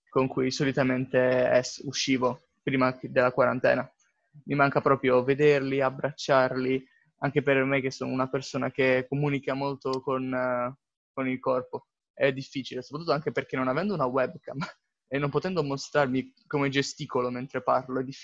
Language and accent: Italian; Bari, Apulia, Italy; Beh, sono di Bari